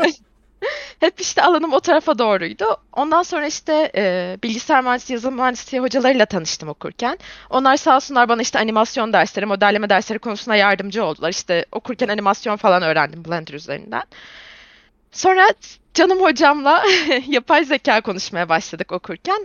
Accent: İzmir, Turkey; İzmir doğumluyum. E, ve bütün ömrüm neredeyse İzmir'de geçti.

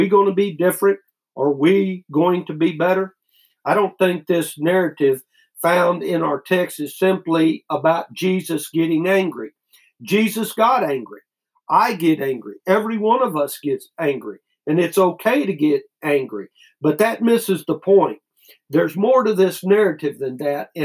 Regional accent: United States; As American Christians

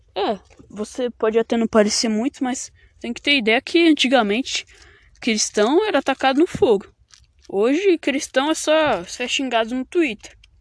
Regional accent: Brazil

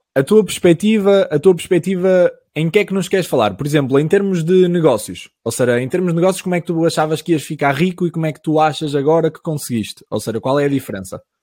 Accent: Caminha, Viana do Castelo, Portugal; a minha terrinha, mesmo de onde eu sou, tem 2.500 pessoas

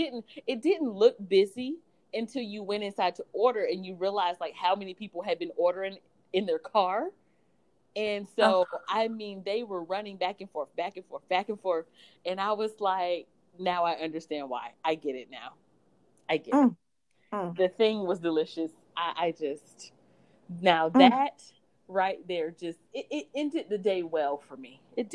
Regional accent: East Coast, United States; You know, I'm from the East Coast with hurricanes.

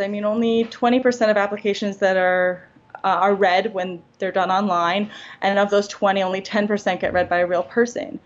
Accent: New York, United States; I'm from New York.

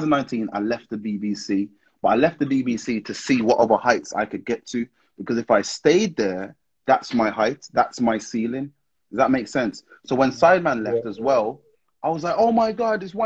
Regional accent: Wolverhampton, West Midlands, United Kingdom; I'm from Wolverhampton

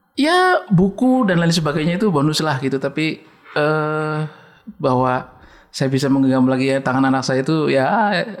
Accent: Pemalang, Central Java, Indonesia; accent: ngapak; moved away; saya menyebutkan tempat di Desa Serang

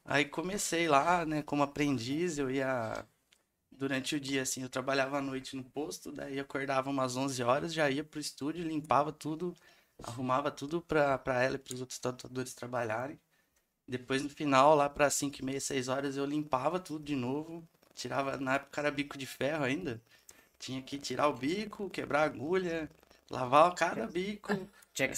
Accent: Santa Cruz da Conceição, São Paulo, Brazil; moved away as an adult; eu venho de Santa Cruz da Conceição, que é uma cidadezinha que tem 4 mil habitantes só

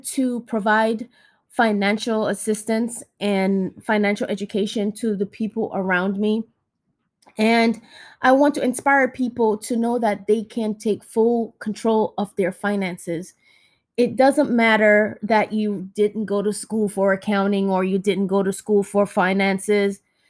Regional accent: Jamaica; now in United States; When we came from Jamaica, my brother and I, we didn't know anything about the American culture.

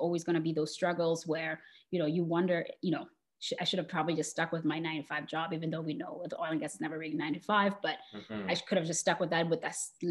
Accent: Botswana; I grew up in Botswana in Southern Africa.

